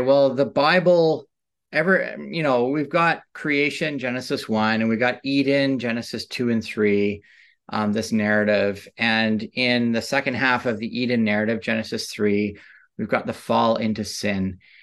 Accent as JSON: {"language": "English", "country": "Canada", "tie": "born or raised there", "said": "I grew up in suburbs in Canada"}